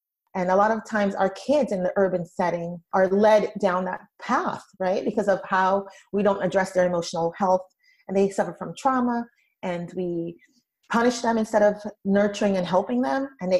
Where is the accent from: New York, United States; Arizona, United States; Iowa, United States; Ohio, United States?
New York, United States; Brooklyn; I came from a really difficult childhood. I grew up in Brooklyn, New York, and I went to school where children were not, their needs were not being met.